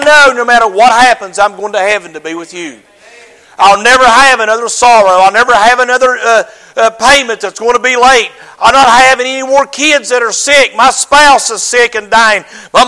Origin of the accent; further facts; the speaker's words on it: United States; I'm an American